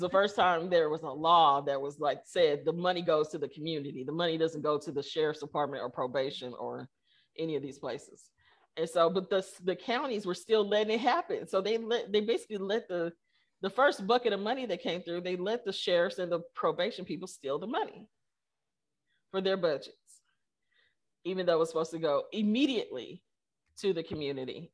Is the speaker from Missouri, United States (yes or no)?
yes; Kansas City, Missouri, United States; moved away; I grew up in Kansas City.